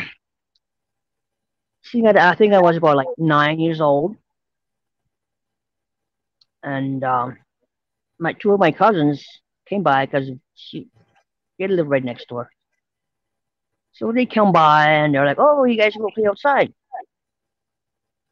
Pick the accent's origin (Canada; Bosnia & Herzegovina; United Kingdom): Canada; St. Theresa Point, Manitoba; I'm from St. Teresa Point, First Nation, Manitoba, Canada